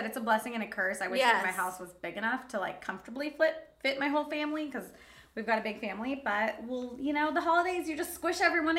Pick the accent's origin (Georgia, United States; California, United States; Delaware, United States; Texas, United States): California, United States; Anza; when we grew up in Anza, like, it's, like, an hour away from, like, any major city, like a Costco or even, like, a Stater Brothers.